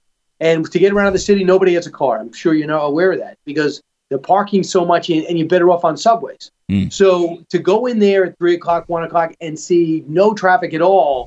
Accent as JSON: {"language": "English", "region": "New York", "country": "United States", "also_born_or_lived": "Los Angeles", "said": "as a New Yorker who lived in L.A. for a while"}